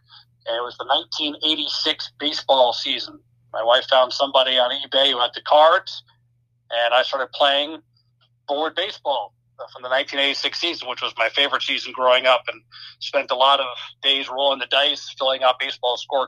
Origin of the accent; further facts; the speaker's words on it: United States; moved away; also born or lived in Rochester, New York / Syracuse, New York; I grew up an hour outside New York City